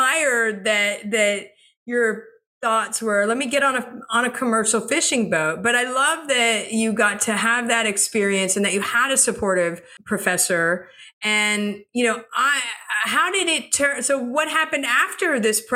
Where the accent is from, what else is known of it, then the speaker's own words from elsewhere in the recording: South Florida, United States; I grew up in South Florida